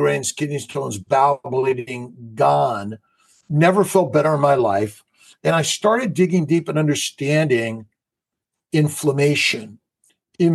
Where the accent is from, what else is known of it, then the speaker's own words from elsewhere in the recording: Los Angeles, California, United States; born and raised in Los Angeles